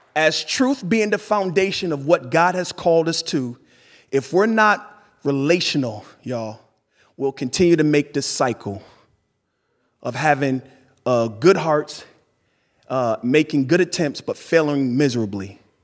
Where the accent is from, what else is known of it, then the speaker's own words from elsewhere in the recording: East Coast, United States; I grew up born and raised on the East Coast